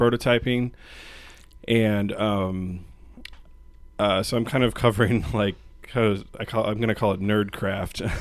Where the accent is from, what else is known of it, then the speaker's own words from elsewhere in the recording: Portland, Oregon, United States; moved away as an adult; now in Spokane, United States; I'm from Portland originally